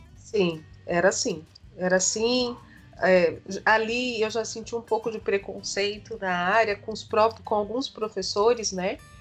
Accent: São Paulo, Brazil; Eu nasci em São Paulo, capital, hum. na zona norte de São Paulo, e hum. fiquei morando aqui até na casa dos meus 32 anos.

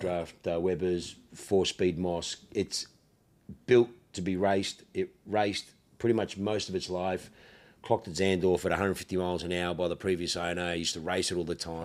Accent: Australia; accent: ocker; I'm so fucking ocker

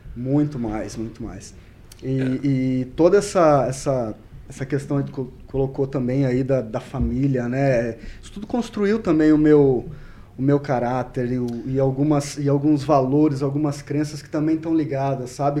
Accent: Cornélio Procópio, Paraná, Brazil; also born or lived in Curitiba / Londrina / Ponta Grossa; nasci né, em Cornélio Procópio, vivi lá até os meus 18 anos

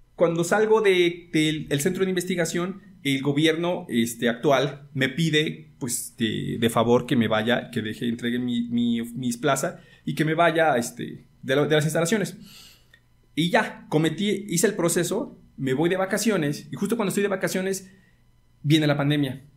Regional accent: Mexico; porque como mexicanos, yo soy de escuela pública, 100%

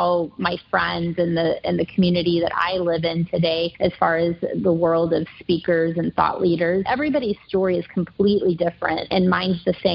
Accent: Kansas City, Missouri, United States; moved away as an adult; now in Dallas, United States; I'm from Kansas City, Missouri, born and raised, lived there my entire life, including college

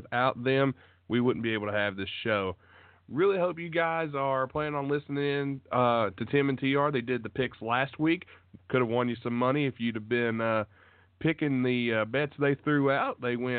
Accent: southern West Virginia, United States; I'm from the West Virginia area

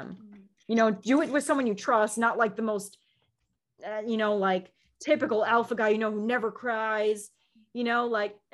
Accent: Midwest, United States; I grew up in the Midwest

